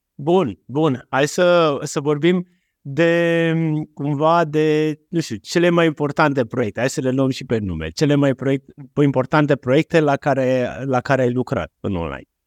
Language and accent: Romanian; Romania; Noi ca români